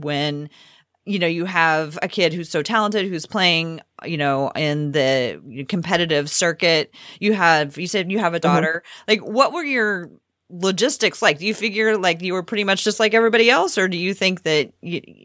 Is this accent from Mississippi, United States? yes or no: no; Portland, Oregon, United States; both Cassidy and I grew up here in Portland